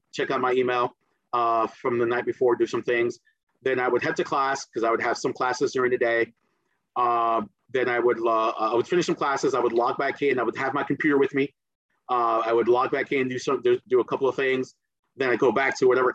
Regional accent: New Jersey, United States; accent: Jersey; first language Spanish; English is a second language; also born or lived in Caribbean; I got here when I was eight going on nine

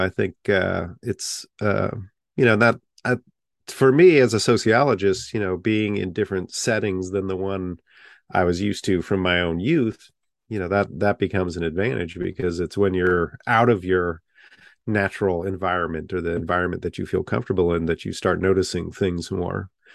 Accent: Half Moon Bay, California, United States; moved away as an adult; also born or lived in Tachikawa, Japan / South Bend, Indiana; now in Winston-Salem, United States; Half Moon Bay was the name of the town I grew up

